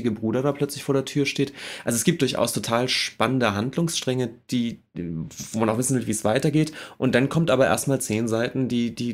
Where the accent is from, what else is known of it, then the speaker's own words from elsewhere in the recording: Schleswig-Holstein, Germany; Jo, ich komme aus der Ecke.